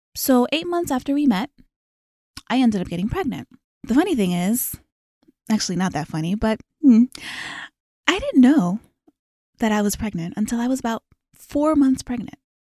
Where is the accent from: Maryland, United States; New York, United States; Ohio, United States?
Maryland, United States; moved away as an adult; also born or lived in Los Angeles; I was born and raised in Maryland.